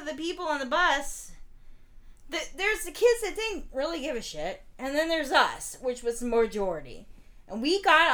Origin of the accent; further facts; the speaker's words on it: St. Petersburg, Florida, United States; I'm from St. Pete, Florida. Grew up in Coquina Key.